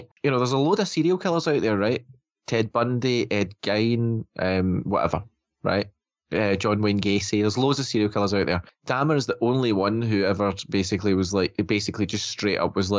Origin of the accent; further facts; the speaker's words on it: Scotland, United Kingdom; obviously we're Scottish, right? So we live in a different country